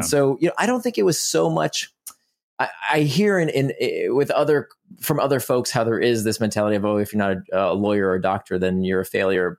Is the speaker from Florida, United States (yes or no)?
yes; Orlando, Florida, United States; also born or lived in Israel; I grew up in Orlando, Florida